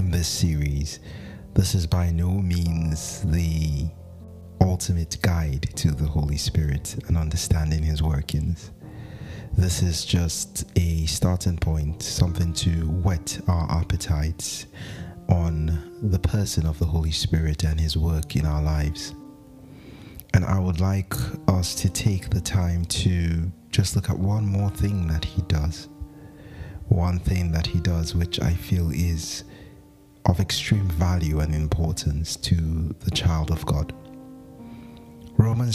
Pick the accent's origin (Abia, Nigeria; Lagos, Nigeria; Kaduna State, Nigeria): Kaduna State, Nigeria; Zaria; I grew up in Zaria